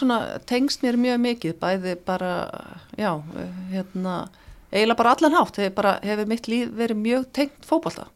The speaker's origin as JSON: {"language": "Icelandic", "town": "Akranes", "region": "Western Region", "country": "Iceland", "tie": "born or raised there", "also_born_or_lived": "Reykjavík", "moved": "as an adult", "said": "það var bara mjög gaman að alast upp þar"}